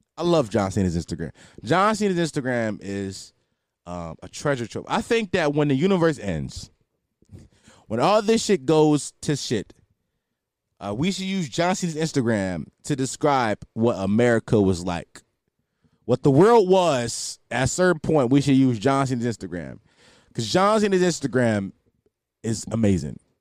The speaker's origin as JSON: {"language": "English", "town": "Philadelphia", "region": "Pennsylvania", "country": "United States", "said": "I'm from Philadelphia"}